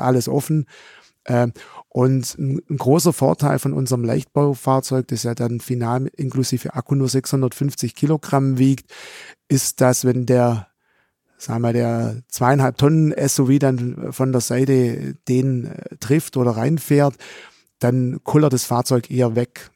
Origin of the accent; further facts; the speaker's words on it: Swabian Jura, Baden-Württemberg, Germany; accent: Swabian; also born or lived in Esslingen; ich komme ursprünglich, der Dialekt verrät's im Hintergrund, von der schwäbischen Alb